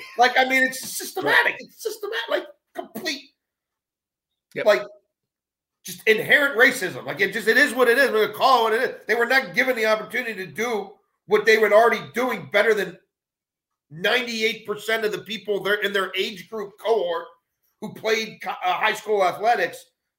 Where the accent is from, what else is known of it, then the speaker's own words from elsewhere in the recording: Baltimore, Maryland, United States; and I'm growing up in Baltimore and obviously DC is just right down the road.